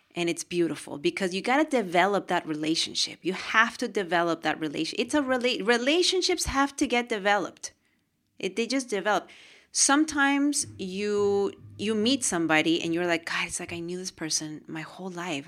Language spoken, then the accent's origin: English; Lima, Peru; moved away; We're from Peru. We were born in Peru, Lima, Peru.